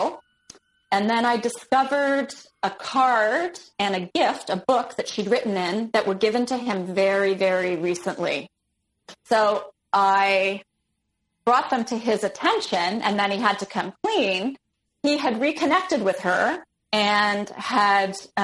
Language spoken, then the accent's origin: English; Toronto, Ontario, Canada; also born or lived in Ottawa; I'm from Toronto. I want to go back to Toronto.